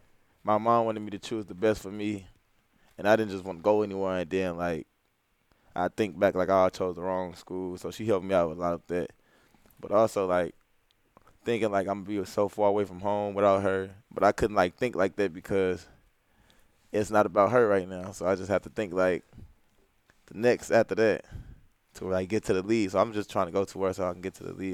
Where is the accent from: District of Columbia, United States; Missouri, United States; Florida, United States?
Missouri, United States; St. Louis; growing up in St. Louis, like, not too many people, like, make it out far to, like, go, like, to the NBA or, like, make it out big. So, I mean, St. Louis is, like, a pretty hectic city